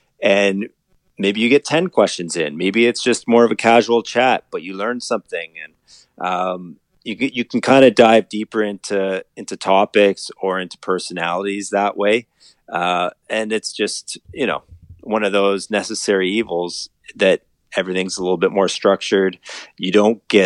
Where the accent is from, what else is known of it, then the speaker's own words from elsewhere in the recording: Collingwood, Ontario, Canada; moved away as an adult; also born or lived in North Bay, Ontario; now in Toronto, Canada; I was born and raised in Collingwood, Ontario, near Blue Mountains.